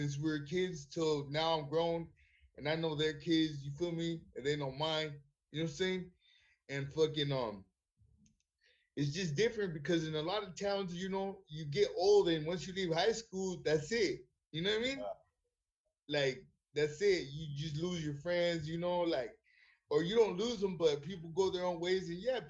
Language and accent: English; Redlands, California, United States; also born or lived in Loma Linda, California; Redlands is unlike anywhere else in the world. Like, honestly, I feel, you know what I'm saying? I grew up there my whole life